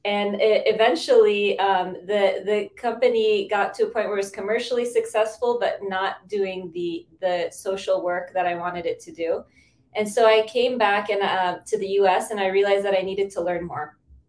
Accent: United States; I'm from the States.

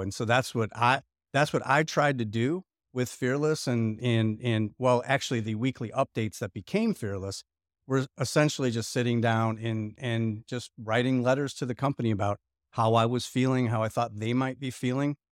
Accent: Lockport, Illinois, United States; moved away as an adult; also born or lived in Chicago; now in Indianapolis, United States; I grew up in a small town outside of Chicago called Lockport, Illinois.

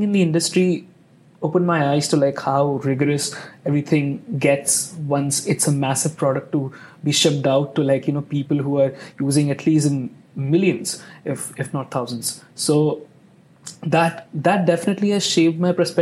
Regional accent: India; now in Indianapolis, United States; I'm from India, so I have lived in big cities.

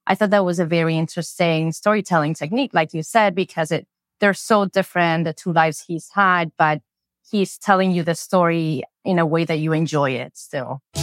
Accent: Spain; English is a second language; moved away; I grew up in Spain

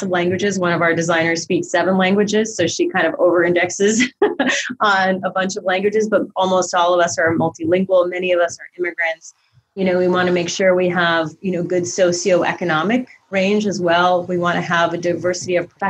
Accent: Eastern Ukraine, Ukraine; moved away; I'm a refugee from the former Soviet Union. I was born in Eastern Ukraine

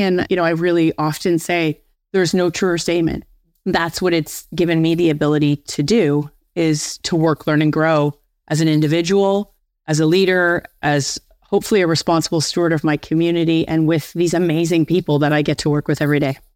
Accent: Windsor, Ontario, Canada; I'm from Windsor, Ontario. And I was actually being promoted back to my hometown of Windsor.

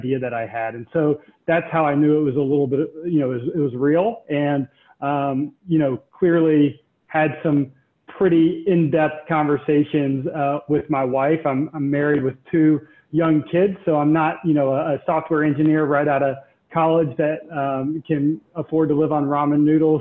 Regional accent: Charlotte, North Carolina, United States; I grew up here in Charlotte

